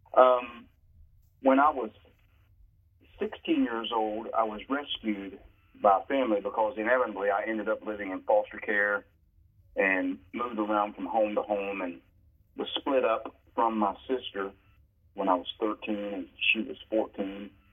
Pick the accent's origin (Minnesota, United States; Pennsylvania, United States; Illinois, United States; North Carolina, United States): North Carolina, United States; Crowders Mountain; also born or lived in Johnsonville, South Carolina; when I was seven years old, my mom uh, took me and my sister, um, and we moved from Johnsonville, South Carolina, to Crowder's Mountain, North Carolina